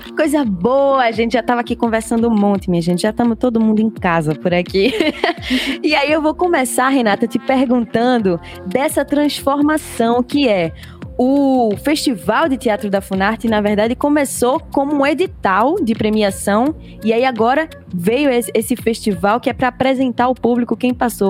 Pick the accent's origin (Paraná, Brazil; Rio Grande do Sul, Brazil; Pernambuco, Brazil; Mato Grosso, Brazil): Pernambuco, Brazil; accent: Pernambucan